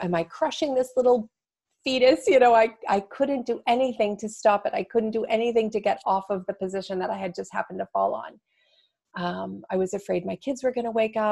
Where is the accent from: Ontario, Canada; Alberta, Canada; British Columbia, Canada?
Ontario, Canada; Toronto; moved away as an adult; now in Seattle, United States; I'm from Toronto, so it's a hugely diverse city